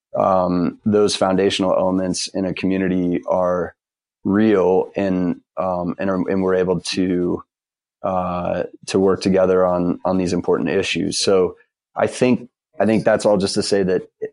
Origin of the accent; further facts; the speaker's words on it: Ohio, United States; moved away as an adult; now in Durham, United States; I grew up in Ohio